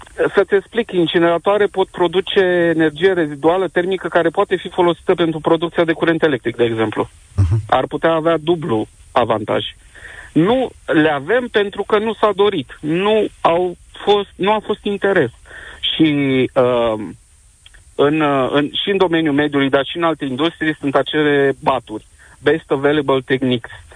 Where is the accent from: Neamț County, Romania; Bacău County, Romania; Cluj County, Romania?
Cluj County, Romania; Cluj-Napoca; sunt din Cluj-Napoca